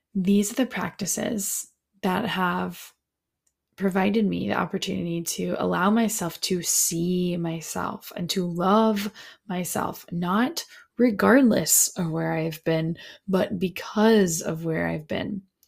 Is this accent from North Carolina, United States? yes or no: yes; Alamance County, North Carolina, United States; I come from Alamance County, North Carolina